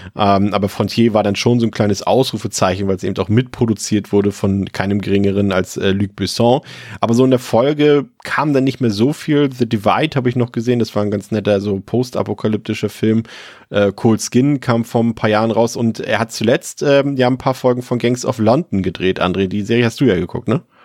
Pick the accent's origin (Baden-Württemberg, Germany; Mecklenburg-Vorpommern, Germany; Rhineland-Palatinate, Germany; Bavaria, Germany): Mecklenburg-Vorpommern, Germany; ich komme aus Mecklenburg-Vorpommern